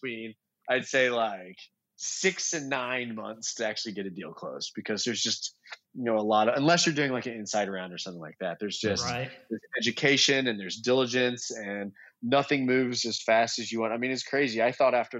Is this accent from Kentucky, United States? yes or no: yes; Kentucky, United States; I'm from Kentucky